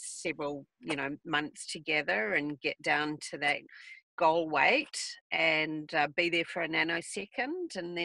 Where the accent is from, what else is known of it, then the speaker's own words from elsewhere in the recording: New Zealand; moved away; I'm from New Zealand originally